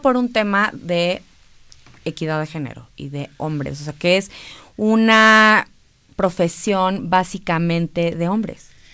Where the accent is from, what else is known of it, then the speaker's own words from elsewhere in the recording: Mexico; como mexicanos